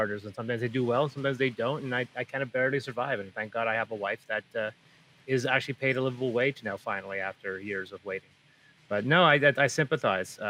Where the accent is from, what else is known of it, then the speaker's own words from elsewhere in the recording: Prince George, British Columbia, Canada; also born or lived in Azores; Prince George, my hometown